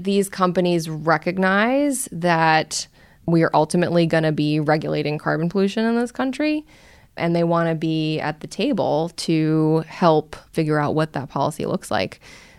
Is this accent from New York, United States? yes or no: yes; New York City, New York, United States; I grew up in New York City, in Brooklyn. So I'm sort of a city girl at heart